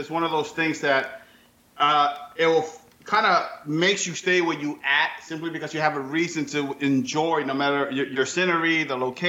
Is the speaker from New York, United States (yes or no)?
yes; New York, United States; now in Florida, United States; No, I'm originally from New York, but I think I've been to 29 to maybe 26 different states because of the military. They always move me around.